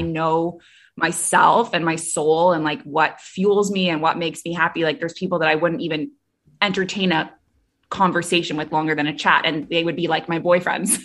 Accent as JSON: {"language": "English", "town": "Toronto", "region": "Ontario", "country": "Canada", "tie": "born or raised there", "also_born_or_lived": "Middle East", "moved": "yes", "said": "I'm from Canada originally, grew up in Toronto"}